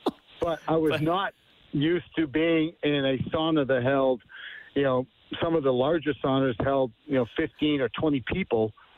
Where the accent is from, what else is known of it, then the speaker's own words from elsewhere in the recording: United States; also born or lived in Germany; playing ice hockey, professional hockey in Germany as American